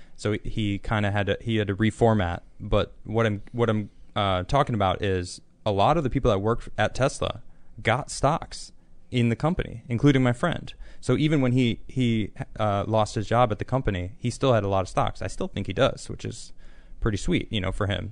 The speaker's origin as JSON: {"language": "English", "country": "United States", "also_born_or_lived": "Europe", "moved": "yes", "said": "I'm American"}